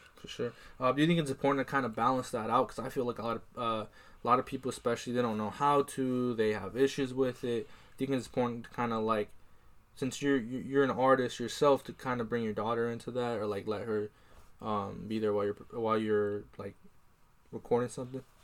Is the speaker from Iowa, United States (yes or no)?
yes; Iowa, United States; I'm from Iowa